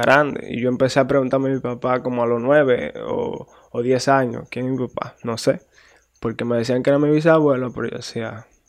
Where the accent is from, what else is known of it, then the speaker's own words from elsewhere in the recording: Guananico, Puerto Plata, Dominican Republic; nací allá en Puerto Plata, me crié en Guananico, Rincón Caliente.